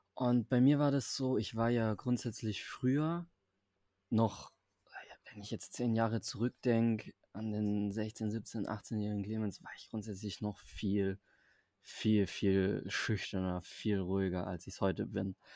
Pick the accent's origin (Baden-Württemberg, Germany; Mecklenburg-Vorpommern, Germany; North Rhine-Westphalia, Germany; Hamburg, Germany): Baden-Württemberg, Germany; Stuttgart area; moved away as an adult; also born or lived in Berlin; Also ich komme ja aus dem Raum Stuttgart, das heißt Berlin ist ja dann schon nochmal ein bisschen weiter weg aus der ursprünglichen Heimat.